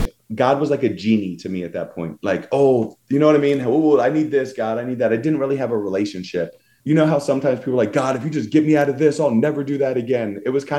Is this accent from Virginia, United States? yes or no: yes; Virginia Beach, Virginia, United States; so we grew up in Virginia Beach, and I mean, that's kind of where it was.